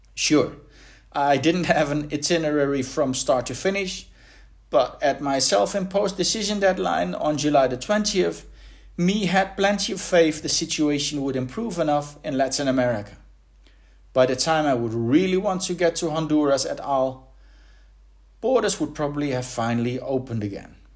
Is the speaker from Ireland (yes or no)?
no; Berlin, Germany; my hometown of Berlin